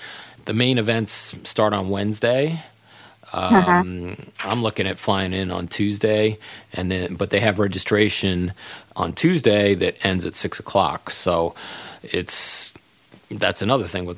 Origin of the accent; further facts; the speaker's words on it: New York City, New York, United States; I grew up in Staten Island, New York